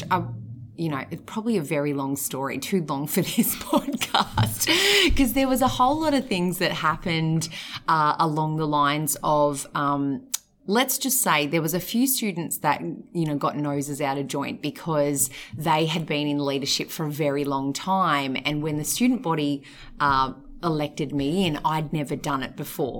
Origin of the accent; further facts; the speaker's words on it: Mornington Peninsula, Victoria, Australia; I was born and bred on the Mornington Peninsula